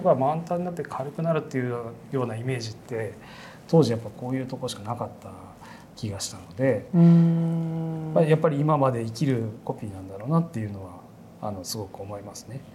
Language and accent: Japanese; Hiroshima, Japan; moved away as an adult; also born or lived in Tokyo; 僕出身広島で